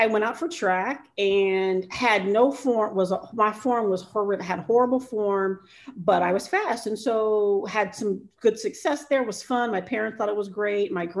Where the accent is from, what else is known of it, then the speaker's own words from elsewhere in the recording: Cincinnati, Ohio, United States; I was born and raised in Cincinnati, Ohio.